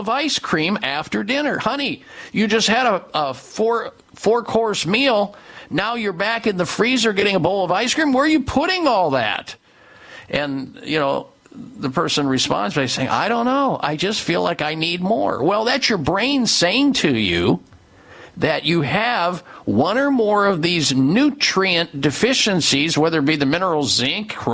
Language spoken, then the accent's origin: English; Midwest, United States; growing up in the Midwest